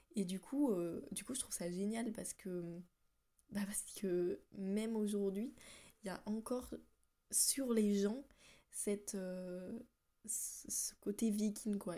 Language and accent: French; France; moved away as an adult; now in Iceland; je suis française, voilà comme bonne française que je suis